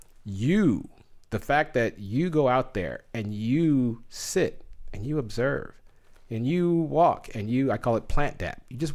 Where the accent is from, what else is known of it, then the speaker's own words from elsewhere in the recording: Southwest, United States; You know, I'm from the Southwest, so hot weather is my thing.